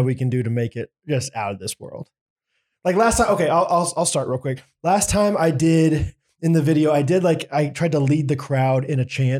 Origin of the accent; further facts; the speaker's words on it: Canada; I'm Canadian, but I'm watching the game.